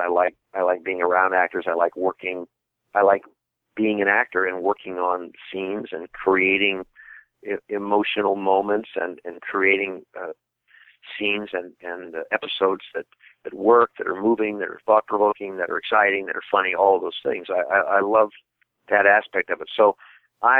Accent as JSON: {"language": "English", "region": "Midwest", "country": "United States", "said": "I'm from the Midwest."}